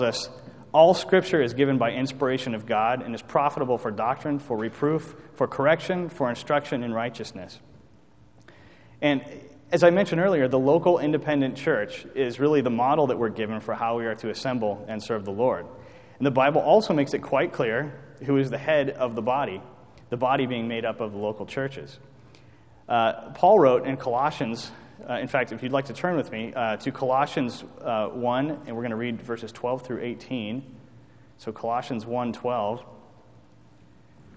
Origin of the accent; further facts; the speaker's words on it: United States; as American citizens